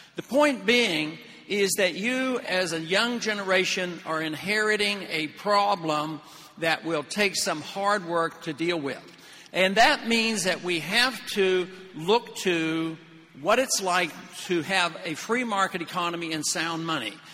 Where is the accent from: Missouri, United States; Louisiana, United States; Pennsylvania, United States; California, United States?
Pennsylvania, United States; Pittsburgh; I was raised in Pittsburgh